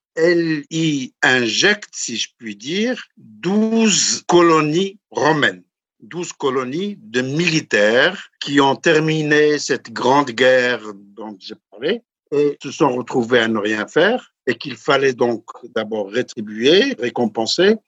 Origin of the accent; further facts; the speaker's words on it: High Atlas, Morocco; je suis du Haut Atlas